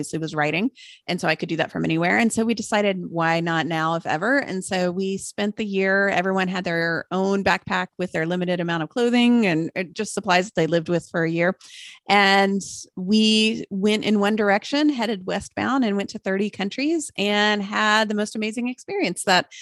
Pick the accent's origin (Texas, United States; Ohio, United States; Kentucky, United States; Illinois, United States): Texas, United States; Austin; I'm just north of Austin, which is where I grew up. That was my hometown